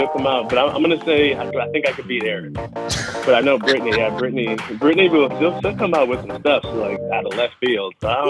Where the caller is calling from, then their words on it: Toronto, Ontario, Canada; I'm calling from Canada, calling from Toronto.